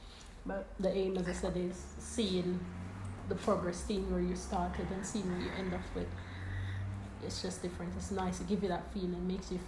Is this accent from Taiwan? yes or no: no; Jamaica; now in United Kingdom; when I was growing up in Jamaica